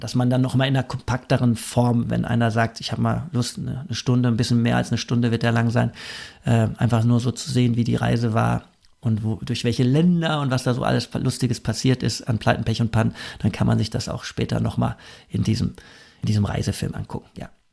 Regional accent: Germany; als Deutscher

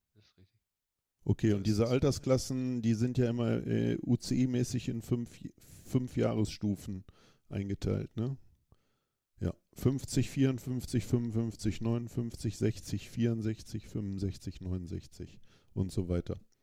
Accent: Germany; ich muss mich nicht als Deutscher in Deutschland qualifizieren

